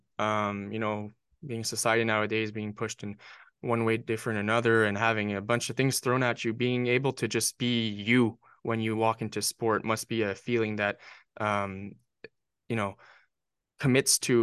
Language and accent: English; Northern New Brunswick, Canada; I played as every Canadian kid, Northern New Brunswick Canadian kid. I played hockey growing up